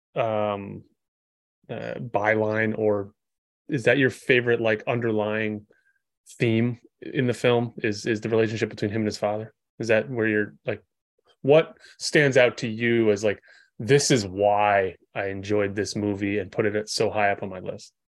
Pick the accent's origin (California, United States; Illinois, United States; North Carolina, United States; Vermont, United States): Vermont, United States; I'm from Vermont